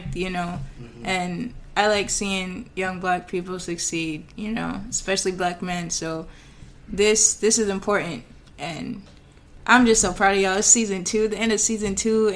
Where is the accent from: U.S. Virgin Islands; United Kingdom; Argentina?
U.S. Virgin Islands; moved away; I'm from St. Thomas, so I go back there in the summers and I reconnect with my family and my friends